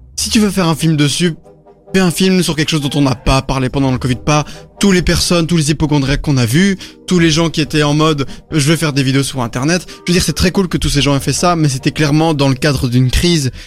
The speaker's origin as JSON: {"language": "French", "country": "Belgium", "said": "on est des Belges moyens"}